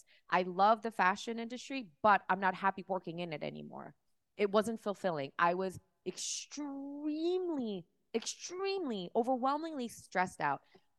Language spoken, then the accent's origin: English; Miami, Florida, United States; also born or lived in Seoul, South Korea / New York City; I actually grew up in... I was born in Seoul, South Korea. Oh, wow. My family moved to Miami.